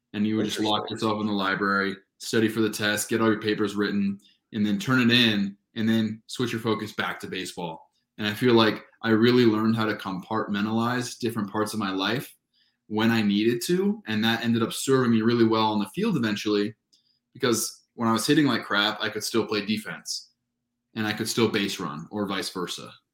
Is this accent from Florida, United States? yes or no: no; Southern California, United States; moved away as an adult; I grew up in Southern California where there's just great amateur baseball